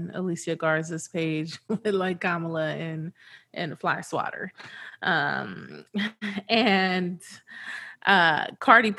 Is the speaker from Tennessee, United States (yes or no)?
no; California, United States; now in New Orleans, United States; I'm from California